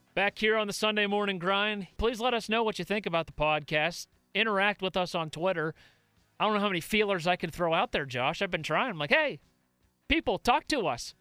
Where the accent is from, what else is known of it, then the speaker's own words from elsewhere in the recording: Pittsburgh, Pennsylvania, United States; we're from Pittsburgh